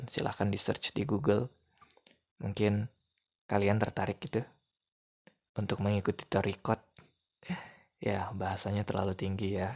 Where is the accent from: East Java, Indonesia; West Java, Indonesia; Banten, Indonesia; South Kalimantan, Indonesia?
West Java, Indonesia; saya bilangnya AA karena kami orang Sunda jadi bilang